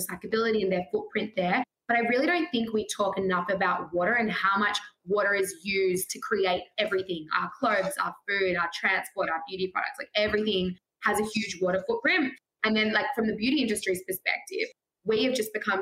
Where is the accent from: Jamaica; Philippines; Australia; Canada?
Australia; growing up in Australia